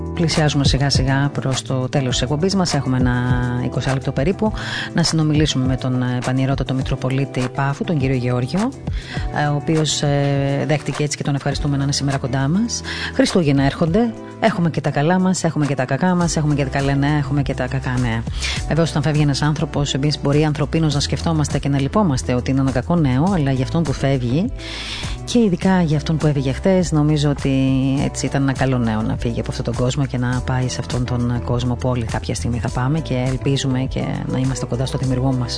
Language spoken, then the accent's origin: Greek; Crete, Greece; moved away; από μικρό παιδί μέχρι τουλάχιστον τότε που έφυγα από την Κρήτη